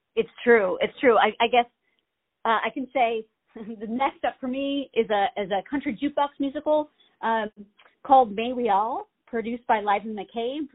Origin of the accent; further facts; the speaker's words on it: Maine, United States; I'm born and raised in Maine.